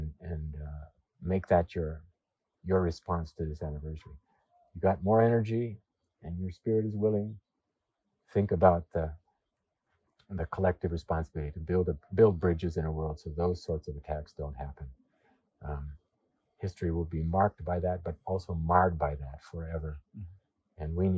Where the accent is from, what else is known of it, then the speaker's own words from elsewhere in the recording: Papua New Guinea; But I was born in Papua New Guinea and grew up with people who were some of the last people in the world to have contact with the outside world.